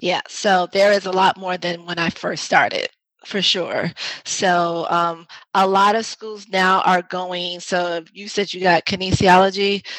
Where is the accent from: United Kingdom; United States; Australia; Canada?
United States; New York City, New York; accent: New York; I'm originally from the Bronx. I'm a New York girl, born and raised, and so you might hear some of my New York accent come out